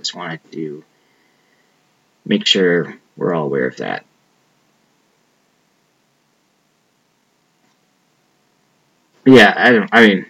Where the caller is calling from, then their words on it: Aurora, Illinois, United States; I'm calling from Aurora, Illinois.